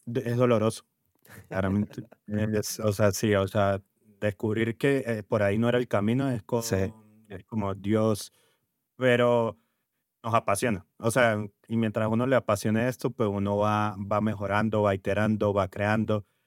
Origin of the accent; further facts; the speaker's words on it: Venezuela; now in Colombia; vengo de Venezuela, ya con bastantes años aquí en, Colombia